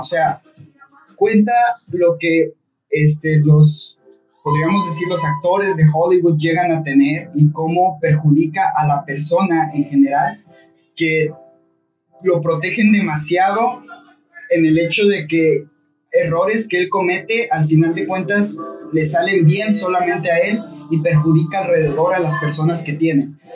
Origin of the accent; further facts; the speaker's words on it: Bogotá, Colombia; Yo soy de Bogotá, la capital.